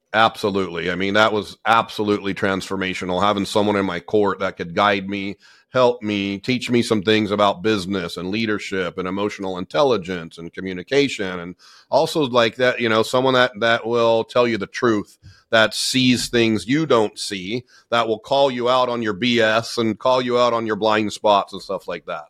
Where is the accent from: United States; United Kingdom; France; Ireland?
United States; Southern California; I grew up in Southern California. I'm born and raised in in SoCal